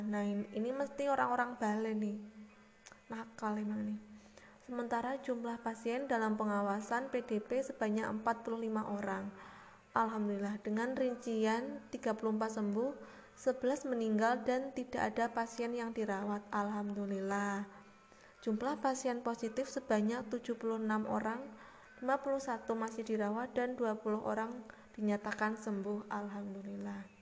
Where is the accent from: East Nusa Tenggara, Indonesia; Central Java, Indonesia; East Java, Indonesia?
Central Java, Indonesia; Purworejo; di kotaku sendiri ya uh, kemarin aku baca di salah satu media di internet ada berita gitu tentang uh, katanya Purworejo akan memperpanjang masa PSBB.